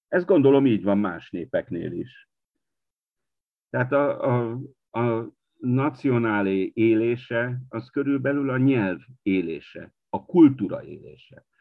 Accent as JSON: {"language": "Hungarian", "region": "Partium", "country": "Romania", "tie": "born or raised there", "also_born_or_lived": "Marosvásárhely (Târgu Mureș)", "lives_now": "Târgu Mureș, Romania", "said": "én a Párciumban születtem, de a családból mindenki, mindenki belső erdélyi azért."}